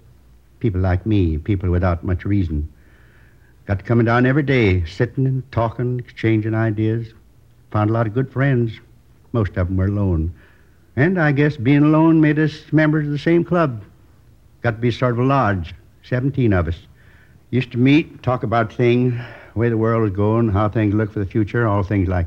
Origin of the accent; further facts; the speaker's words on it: Midwest, United States; I was born in the Middle West. Tiny little town. You probably never heard of it. Isn't on most of the map. Went to school there through the 8th grade.